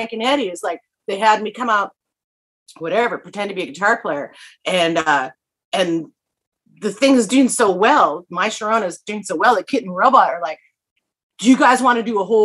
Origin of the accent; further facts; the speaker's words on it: Vancouver, British Columbia, Canada; moved away; also born or lived in Saskatchewan; I was born in Vancouver